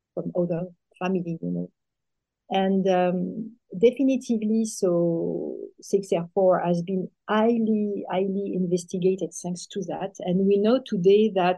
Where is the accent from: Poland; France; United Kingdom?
France; accent: French; English is a second language; I'm French, as you can hear with my accent, French accent.